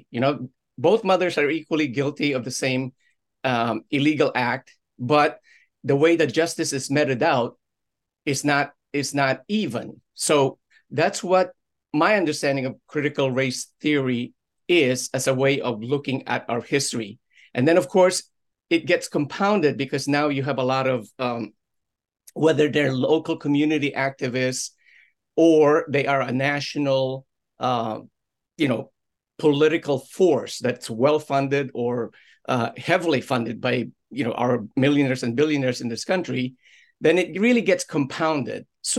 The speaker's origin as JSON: {"language": "English", "town": "Orange", "region": "Connecticut", "country": "United States", "tie": "born or raised there", "said": "Like take her daughter, who let's say here in our area is from, say, Woodbridge or my hometown of Orange, but send her child to the New Haven public schools"}